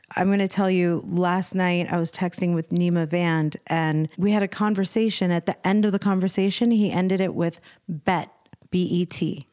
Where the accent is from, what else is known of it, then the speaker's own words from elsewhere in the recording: Arlington, Virginia, United States; also born or lived in Washington, D.C.; now in Los Angeles, United States; I'm from Virginia, Washington, D C